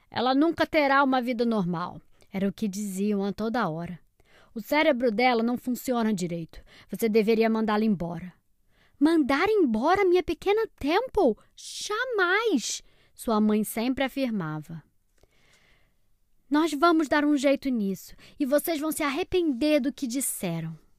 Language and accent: Portuguese; Salvador, Bahia, Brazil; tenho seis anos, sou de Salvador, Bahia.